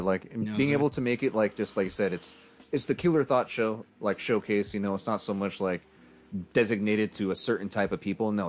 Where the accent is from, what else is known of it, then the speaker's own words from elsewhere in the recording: United States; Spanish fucking since I can remember, fucking eating all these foods, visiting my family every year in Mexico, fucking having all these things, being the first of my family born in America.